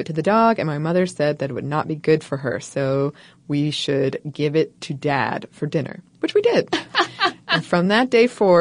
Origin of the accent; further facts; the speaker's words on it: United States; being an American